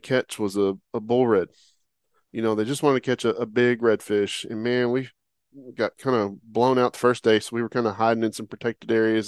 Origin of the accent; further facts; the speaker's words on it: Oklahoma, United States; moved away; That's where I'm from originally